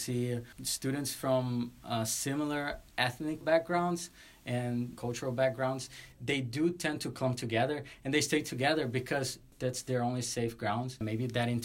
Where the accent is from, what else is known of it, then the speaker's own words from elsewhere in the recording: Brazil; moved away as an adult; I was from Brazil